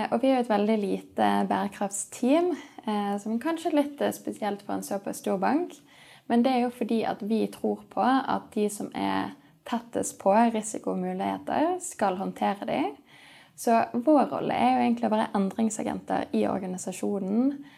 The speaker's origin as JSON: {"language": "Norwegian", "town": "Sandviken", "region": "Vestland", "country": "Norway", "tie": "born or raised there", "also_born_or_lived": "Edinburgh, United Kingdom", "said": "Eh, jeg er oppvokst i Sandviken, så jeg fant ut at jeg kunne ikke bo i Sandviken hele livet. Eh, så jeg studerte i Edinburgh, på universitetet der."}